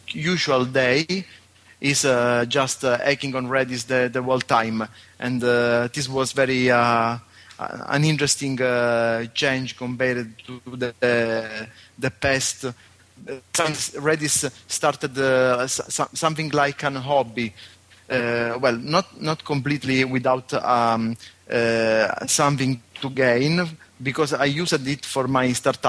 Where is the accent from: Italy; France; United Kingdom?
Italy; Sicily; I'm from Sicily, Italy